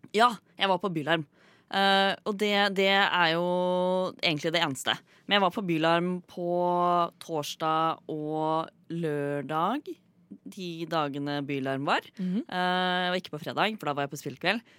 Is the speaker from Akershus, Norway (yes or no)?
no; Fredrikstad, Østfold, Norway; Jeg er skeiv og kjønnsskeiv og fra Fredrikstad